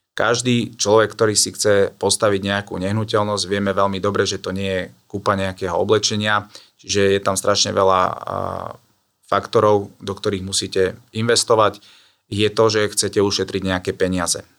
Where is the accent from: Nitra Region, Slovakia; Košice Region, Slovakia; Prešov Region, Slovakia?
Košice Region, Slovakia; Trebišov; now in Bratislava, Slovakia; pochádzam z východného Slovenska od Trebišova, ale už dlhé roky, nejakých 16 rokov žijem eh, v Bratislave